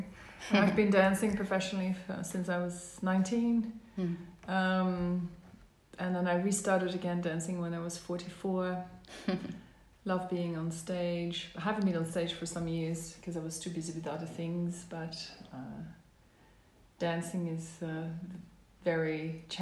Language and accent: English; Netherlands; moved away as an adult; also born or lived in Amsterdam, Netherlands; now in Melbourne, Australia; I was born in the Netherlands, and so I'm Dutch, but I'm also permanent resident in Australia. I'm currently living in Melbourne, Australia.